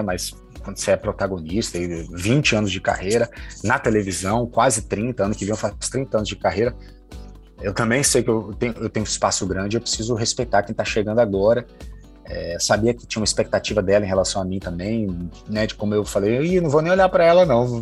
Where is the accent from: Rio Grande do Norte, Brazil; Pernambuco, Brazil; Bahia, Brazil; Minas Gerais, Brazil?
Bahia, Brazil; Salvador; now in Rio de Janeiro, Brazil; Eu sou de Salvador, moro no Rio há muito tempo.